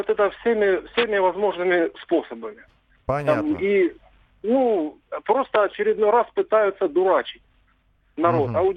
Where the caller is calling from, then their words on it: Krasnodar Krai, Russia; Вот э, я звоню с Кубани.